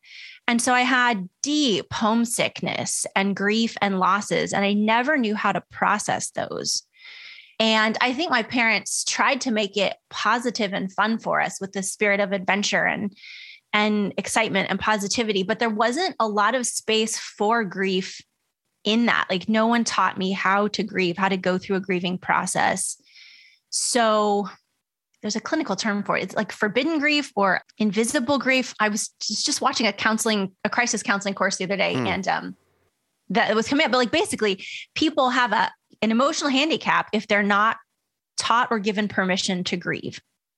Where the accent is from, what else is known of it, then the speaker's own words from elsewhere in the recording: Midwest, United States; I grew up in the Midwest and like on military bases, which kind of mimic Midwest culture in a lot of ways.